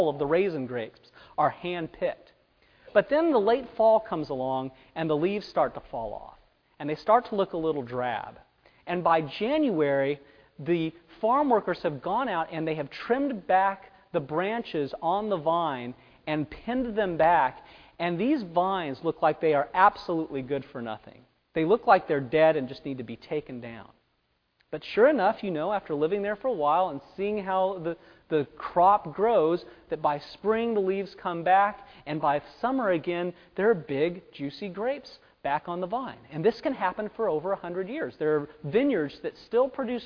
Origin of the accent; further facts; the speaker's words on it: Fresno, California, United States; moved away; Where I grew up in Fresno, it's a town of about 800,000 people